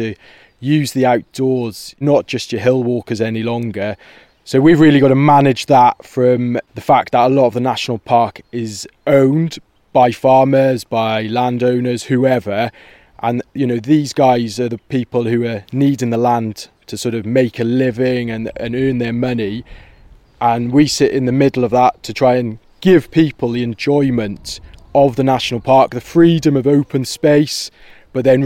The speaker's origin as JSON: {"language": "English", "town": "Brecon", "region": "Wales", "country": "United Kingdom", "tie": "born or raised there", "moved": "as an adult", "said": "I'm also from the Brecon area"}